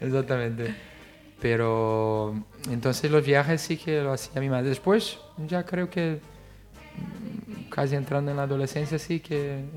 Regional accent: Rio de Janeiro, Brazil; Spanish is a second language; moved away as an adult; now in Spain; nací en Río de Janeiro ya hace algunos añitos

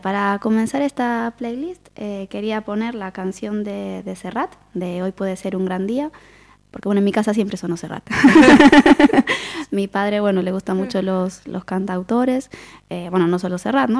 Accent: Quilmes, Buenos Aires Province, Argentina; accent: porteño; moved away as an adult; now in Galicia, Spain; Nací en Buenos Aires, en, Quilmes, en el año 82

